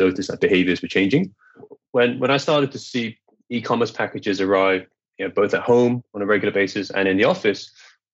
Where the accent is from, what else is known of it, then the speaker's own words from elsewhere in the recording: Malaysia; moved away as an adult; also born or lived in United Kingdom; I am Malaysian. You know, I grew up here, but you know, I'd lived overseas from 1995 to 2010